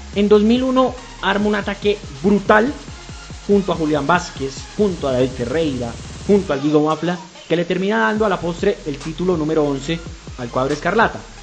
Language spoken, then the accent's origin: Spanish; Colombia; nuestro fútbol colombiano